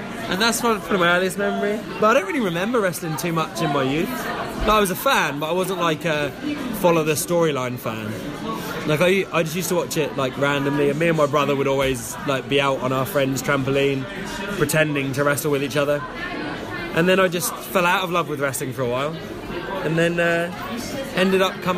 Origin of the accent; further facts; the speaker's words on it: Gorleston, East of England, United Kingdom; also born or lived in Norwich; Galston, which is my hometown.